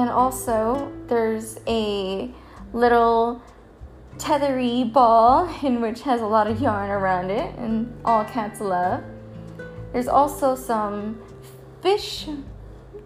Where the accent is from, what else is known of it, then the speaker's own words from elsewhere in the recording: Killeen, Texas, United States; my hometown in Killeen